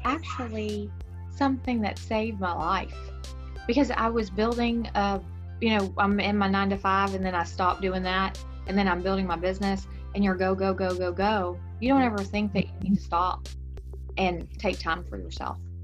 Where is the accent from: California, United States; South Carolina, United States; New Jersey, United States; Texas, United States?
Texas, United States; accent: Texan; my texan accent